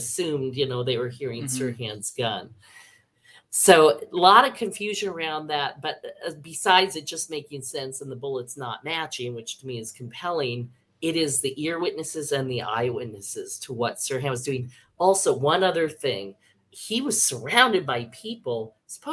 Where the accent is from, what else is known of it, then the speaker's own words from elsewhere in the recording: Palo Alto, California, United States; when I grew up in Palo Alto